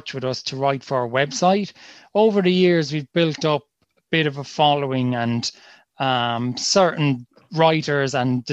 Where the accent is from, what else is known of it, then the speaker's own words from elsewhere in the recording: Kilkenny, Leinster, Ireland; we're from Kilkenny, we're a soccer family. And we've just grown up playing it